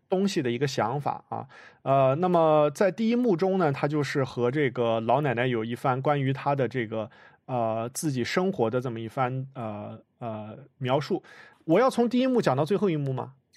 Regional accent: China; 像我一样在中国出生长大

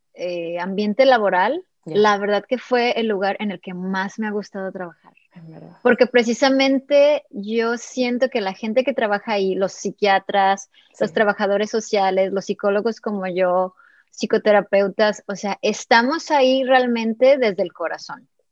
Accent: Mexico; also born or lived in California; soy mexicana

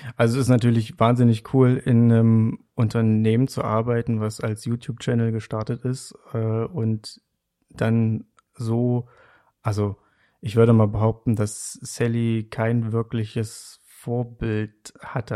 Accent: Saxony-Anhalt, Germany; moved away as an adult; ich komme ursprünglich aus Sachsen-Anhalt

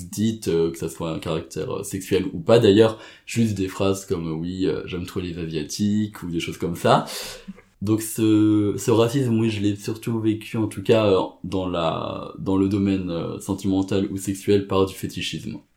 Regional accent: Cambodia; je dépend de dire oui, je suis asiatique, je viens du Cambodge.

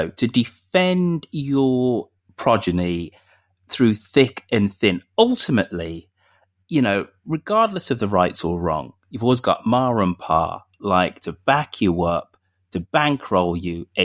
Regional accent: United Kingdom; maybe I'm being very British and being very stereotypical of our Gallic uh, neighbours

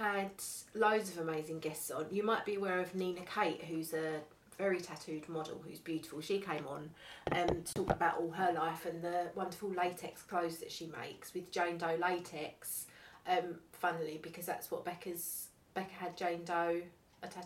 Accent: Essex, East of England, United Kingdom; I'm from Essex. I'm an Essex girl

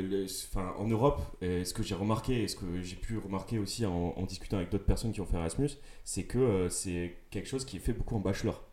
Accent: Toulouse, Occitania, France; je viens de Toulouse

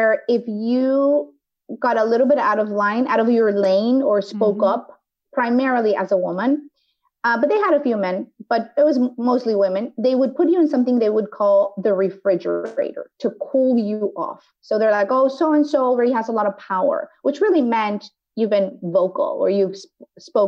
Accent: Mexico; now in United States; I grew up in Mexico

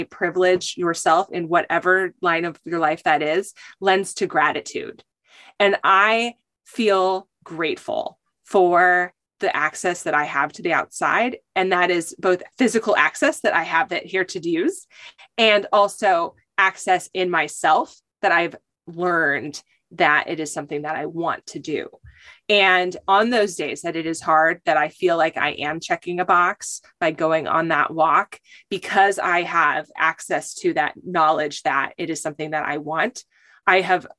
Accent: California, United States; also born or lived in Michigan; And then I am from California.

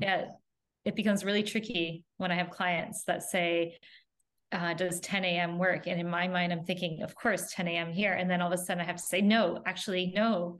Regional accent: Canada; moved away; also born or lived in Florida; we're originally from Canada and we moved to Florida.

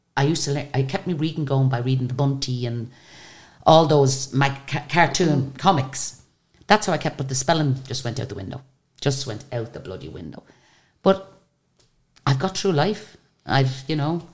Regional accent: Ireland; we're from Ireland.

